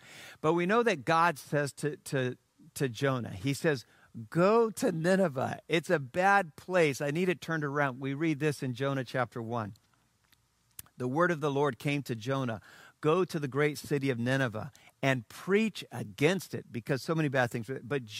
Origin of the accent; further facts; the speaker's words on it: Sinoe County, Liberia; because I had heard Philip was rebuilding the mission station, E&I Mission, that I grew up on in Sino County, Liberia.